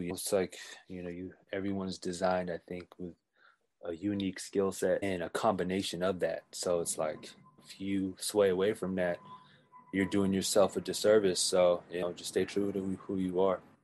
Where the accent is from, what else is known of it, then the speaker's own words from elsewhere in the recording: Oakland / Oxnard, California, United States; now in Daly City, United States; I was born in Oakland, raised here in the Bay, and then, uh, when I was nine, I, I packed up my bags and moved to Oxnard, and then I, I went there, I lived there till I was eighteen